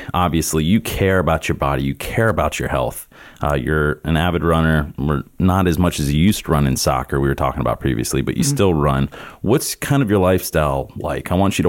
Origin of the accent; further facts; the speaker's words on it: Palm Harbor, Florida, United States; I grew up in Palm Harbor